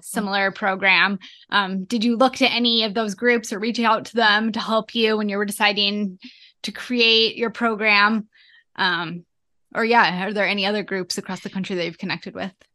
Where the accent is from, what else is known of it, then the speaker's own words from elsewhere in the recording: Boise, Idaho, United States; Boise, Idaho. That's where I'm from.